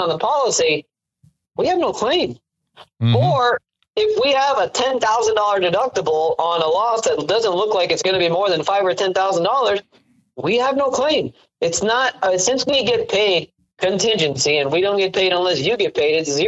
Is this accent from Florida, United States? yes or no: yes; Miami, Florida, United States; moved away; I got to defend my 305, because what you probably don't know is that I'm originally from Miami, Florida